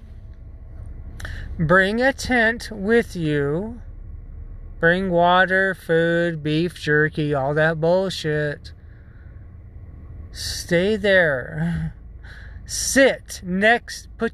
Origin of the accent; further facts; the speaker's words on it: United States; accent: American; I was raised in the United States